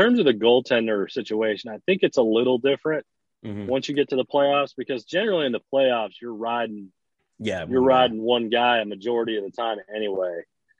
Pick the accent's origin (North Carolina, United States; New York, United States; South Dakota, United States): North Carolina, United States; I grew up in North Carolina. So I was here when they came, right?